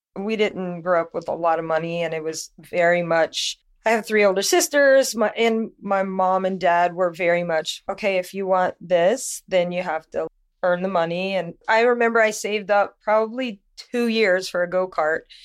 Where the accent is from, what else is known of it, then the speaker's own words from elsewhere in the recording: Louisiana, United States; moved away as an adult; I'm from Louisiana, and I was modeling there, New Orleans, all